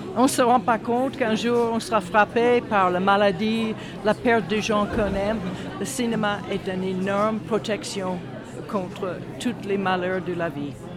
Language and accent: French; United States; French is a second language; moved away as an adult; also born or lived in Houston, Texas; now in Strasbourg, France; je suis d'origine américaine. mais ça fait très très longtemps, maintenant je suis française, ça fait très longtemps que je vis en France